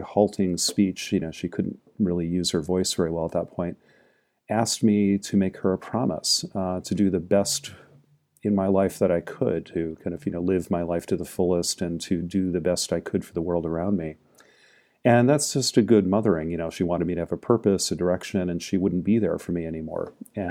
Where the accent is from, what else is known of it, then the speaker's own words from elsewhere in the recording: Maine, United States; I was growing up in Maine, actually, Jacqueline, near where you live now.